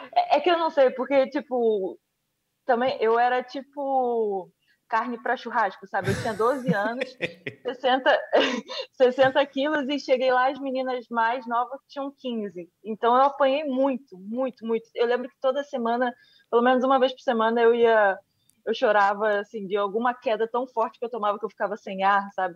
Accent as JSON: {"language": "Portuguese", "region": "Rio de Janeiro", "country": "Brazil", "tie": "born or raised there", "said": "Eu nasci no Rio de Janeiro e, e no centro do Rio de Janeiro, que é, uma, é um bairro de Santa Teresa"}